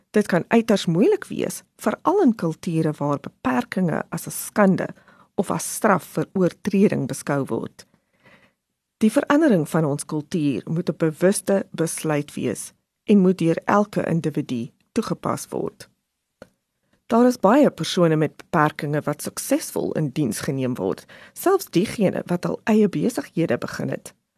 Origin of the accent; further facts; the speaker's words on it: South Africa; ons as Suid-Afrikaners so trots is